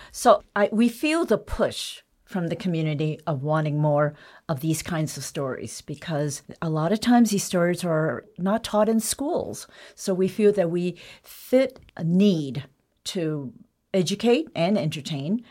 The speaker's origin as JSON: {"language": "English", "country": "United States", "said": "Growing up Chinese American, you know, my parents always referred to home as China, whereas home for me is America."}